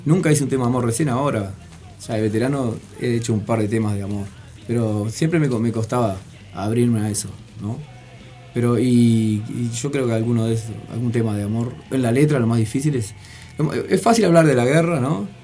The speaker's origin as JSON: {"language": "Spanish", "region": "Montevideo", "country": "Uruguay", "said": "nosotros somos la curva de Maroño"}